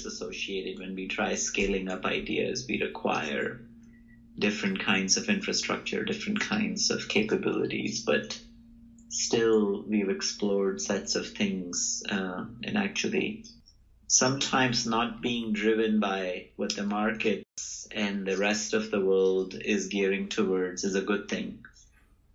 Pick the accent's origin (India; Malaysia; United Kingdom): India; Mawana, Uttar Pradesh; moved away as an adult; now in Stanford, United States; I grew up in India. I'm now a faculty at Stanford.